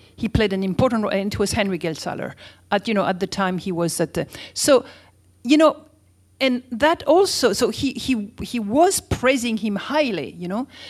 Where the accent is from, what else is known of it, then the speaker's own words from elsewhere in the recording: France; as we do in France